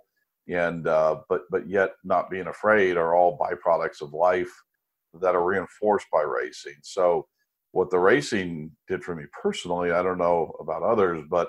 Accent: United States; also born or lived in France

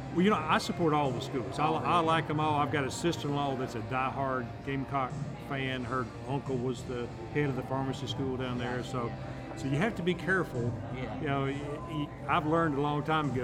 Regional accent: Tryon, North Carolina, United States; also born or lived in Florida; now in Rock Hill, United States; originally from Tryon, North Carolina

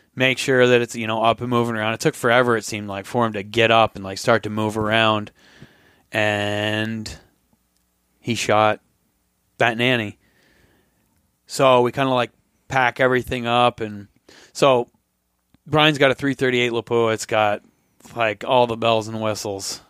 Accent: Vermont, United States; moved away; I'm from Vermont

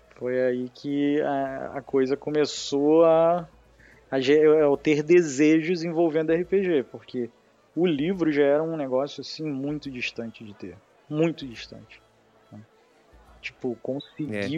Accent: Rio de Janeiro, Brazil; accent: carioca; Sou carioca

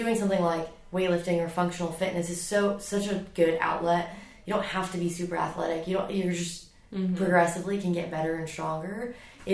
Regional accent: Dubai, United Arab Emirates; moved away; I grew up in Dubai, where it is 100 plus degrees

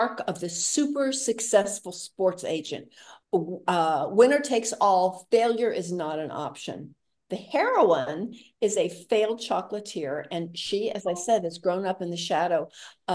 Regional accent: Midwest, United States; as a Midwesterner

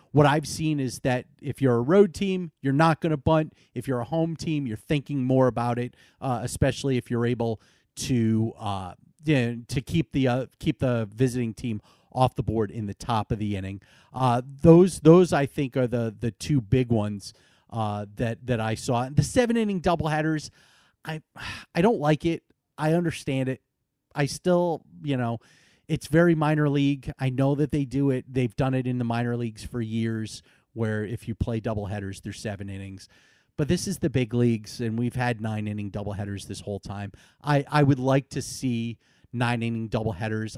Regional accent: Northeast, United States; moved away as an adult; now in Florida, United States; I'm from the Northeast and that I grew up a Boston Red Sox fan

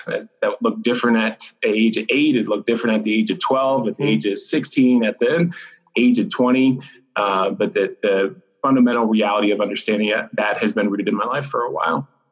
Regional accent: Blossburg, Pennsylvania, United States; moved away; my parents still live in my hometown of Blossburg, Pennsylvania

